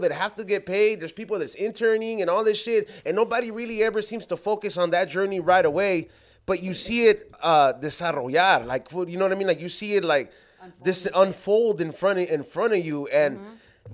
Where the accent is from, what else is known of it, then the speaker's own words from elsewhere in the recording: Los Angeles, California, United States; I'm from South Central